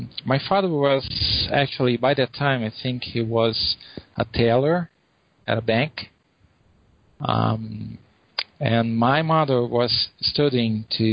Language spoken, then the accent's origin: English; Brazil; English is a second language